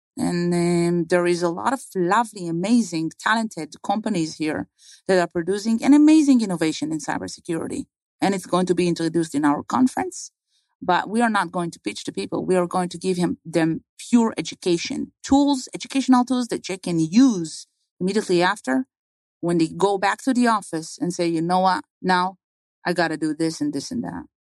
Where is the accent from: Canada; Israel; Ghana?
Israel; moved away; I was born and raised in Israel.